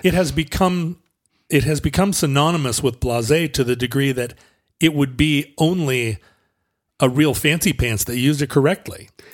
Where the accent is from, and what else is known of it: the Northwest, Pacific Northwest, United States